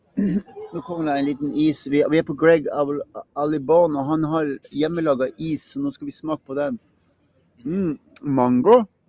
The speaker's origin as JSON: {"language": "Norwegian", "region": "Northern Norway", "country": "Norway", "said": "Jeg kommer jo fra Nord-Norge"}